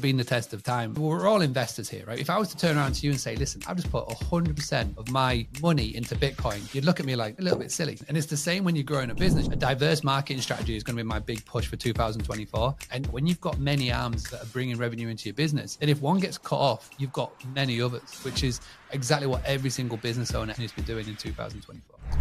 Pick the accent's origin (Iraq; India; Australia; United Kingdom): United Kingdom; England; born and bred in England